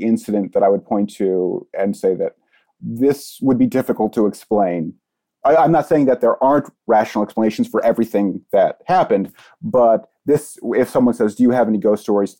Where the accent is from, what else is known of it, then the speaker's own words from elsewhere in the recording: Ohio, United States; I'm from Ohio, which seems to be a particularly haunted state.